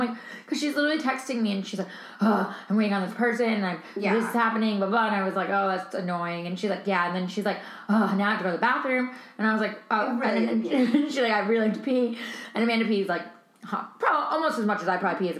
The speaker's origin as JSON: {"language": "English", "town": "Paris", "region": "Île-de-France", "country": "France", "tie": "born or raised there", "said": "Yeah, I grew up"}